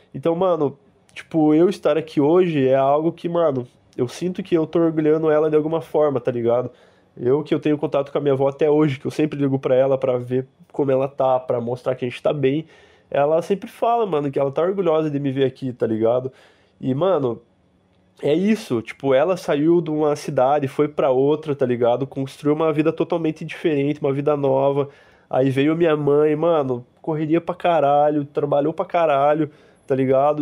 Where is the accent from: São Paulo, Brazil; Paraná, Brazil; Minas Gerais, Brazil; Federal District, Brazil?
Paraná, Brazil; Curitiba; moved away as an adult; now in Lisbon, Portugal; A gente que é curitibano